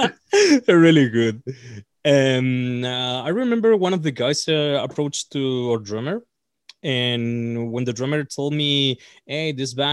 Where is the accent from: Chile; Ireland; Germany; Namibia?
Chile; Punta Arenas, Magallanes and Chilean Antarctica; English is a second language; we're all from Punta Arenas, Chile. It's a really small town here.